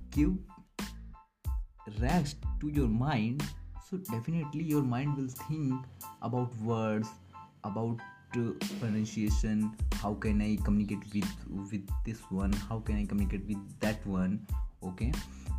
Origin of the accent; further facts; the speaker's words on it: India; English is a second language; I'm not a English person. I'm a pure native desi person, and I'm a Hindi medium student.